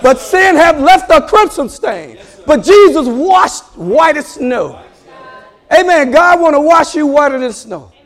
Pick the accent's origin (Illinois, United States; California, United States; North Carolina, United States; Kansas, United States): Illinois, United States; Chicago; I was born and raised in Chicago. I came from the streets of Chicago